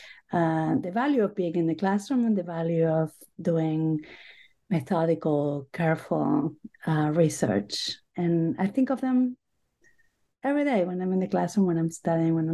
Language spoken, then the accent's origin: English; Buenos Aires, Argentina; English is a second language; moved away as an adult; also born or lived in Boston / New York; now in United States; I grew up in Buenos Aires, Argentina. I have been in the U.S. for most of my life now